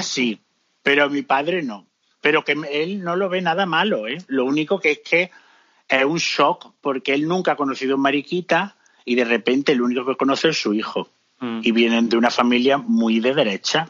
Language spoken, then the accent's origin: Spanish; Córdoba, Andalusia, Spain; moved away as an adult; now in London, United Kingdom; en mi Córdoba hay dos